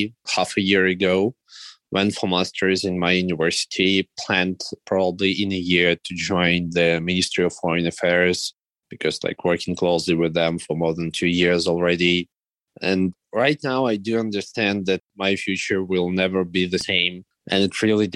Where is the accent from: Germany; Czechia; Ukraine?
Ukraine; first language Russian; English is a second language; I'm a Russian speaking person. I was born in the Russian speaking region.